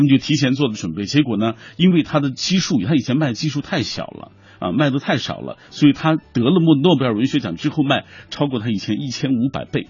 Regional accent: China; 因为村上春树是我们中国人最熟悉的外国作家啊。

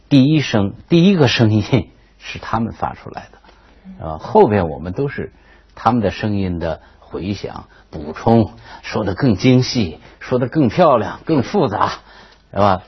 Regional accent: China; 身为一个中国人

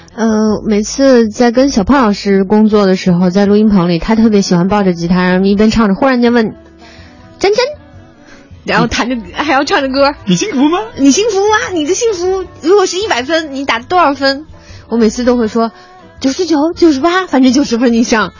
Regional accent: Xi'an, Shaanxi, China; moved away; 我小的时候，在西安的时候

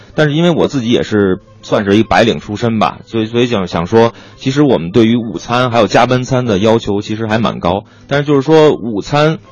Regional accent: Beijing, China; 我是local的北京人

